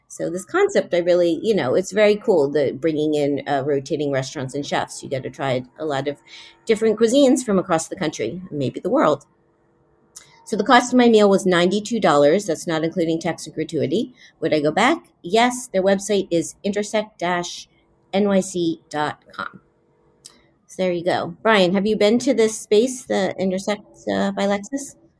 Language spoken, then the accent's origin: English; Miami, Florida, United States; now in New York, United States; Miami's my hometown